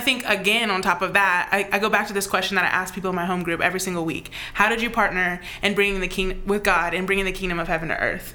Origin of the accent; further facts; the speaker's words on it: United States; as an American